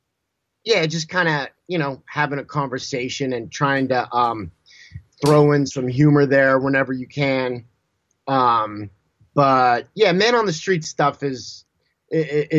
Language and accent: English; Southern California, United States; I grew up in Southern California